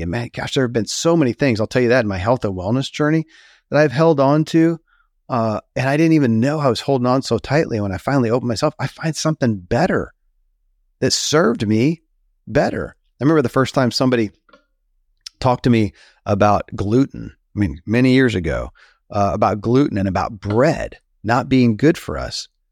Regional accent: Kentucky, United States; born or raised there

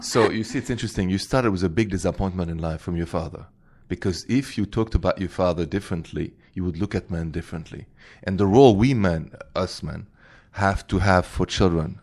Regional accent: Paris, Île-de-France, France; I'm from Paris

